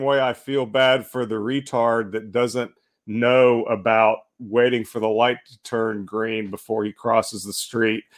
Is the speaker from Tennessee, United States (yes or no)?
no; Northeast Alabama, United States; I grew up in Northeast Alabama and not too far from a place called Sand Mountain